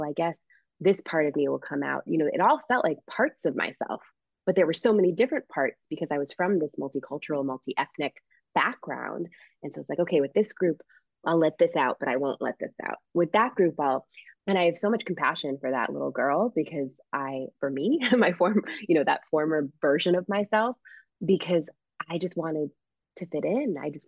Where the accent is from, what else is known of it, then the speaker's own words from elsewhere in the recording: Springfield, Massachusetts, United States; we were the only Haitian French Canadian family. anywhere from what I could see in my hometown of Springfield, Massachusetts. It was very, very Irish, Catholic, Puerto Rican area when I was growing up.